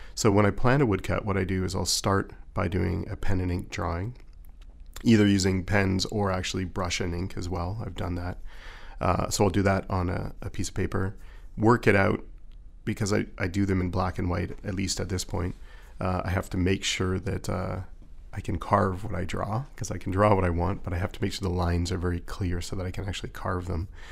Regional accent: Toronto, Ontario, Canada; I went to a fine arts high school in Toronto, and I grew up in Toronto

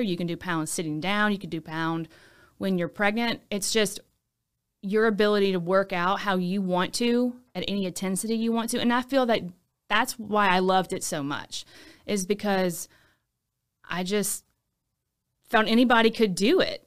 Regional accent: Baton Rouge, Louisiana, United States; also born or lived in Lafayette; I'm from Baton Rouge. I went to high school in Baton Rouge.

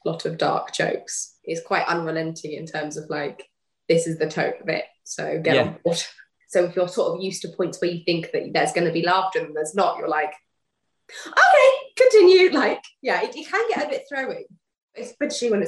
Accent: United Kingdom; I'm like the definition of British

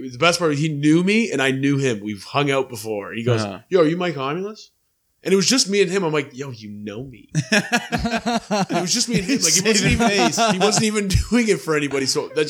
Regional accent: Dundas, Ontario, Canada; I said I was from Dundas, I went to Parkside

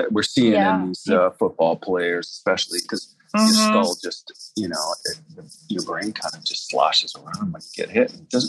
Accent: Buffalo, New York, United States; moved away; I grew up in Buffalo.

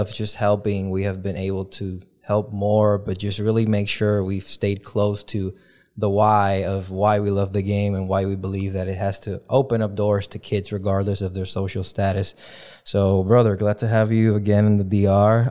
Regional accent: Dominican Republic; moved away as an adult; also born or lived in Kalamazoo, Michigan; being born and raised in the Dominican Republic

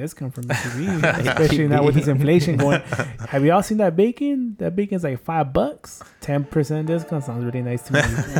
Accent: Texas, United States; now in San Antonio, United States; we grew up in a border town. I never knew I had an accent until I came to San Antonio.

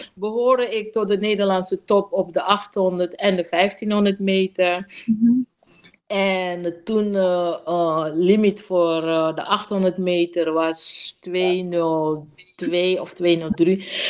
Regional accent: Coronie, Suriname; also born or lived in Paramaribo; ik ben in Coronie opgegroeid en ik heb een heel eh, relaxed en ontspannen jeugd gehad in uh, eh, Coronie

